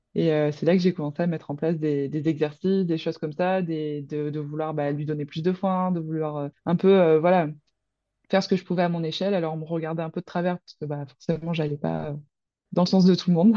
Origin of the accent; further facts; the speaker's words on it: Roquevaire, Provence-Alpes-Côte d'Azur, France; je viens de Roquevert, donc à côté de Marseille, donc dans les Bouches-du-Rhône